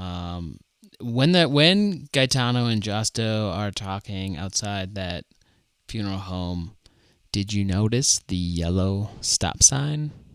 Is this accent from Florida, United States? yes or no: no; Fargo, North Dakota, United States; I'm from Fargo